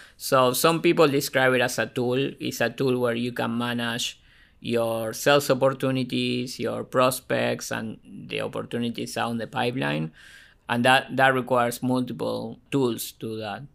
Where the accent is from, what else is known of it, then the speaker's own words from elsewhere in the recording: Argentina; now in Ohio, United States; I was born and raised in Argentina